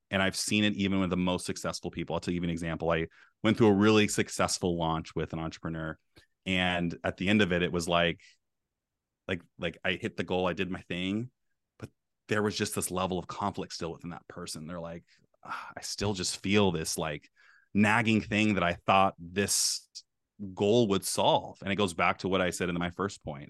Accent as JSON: {"language": "English", "area": "Bay Area", "region": "California", "country": "United States", "moved": "yes", "lives_now": "Beaverton, Oregon, United States", "said": "I'm from the Bay Area."}